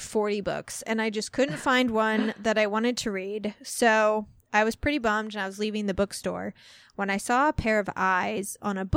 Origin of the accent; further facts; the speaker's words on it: less than 2 hours from Union, Missouri, United States; Union, Missouri, which is less than 2 hours away from my hometown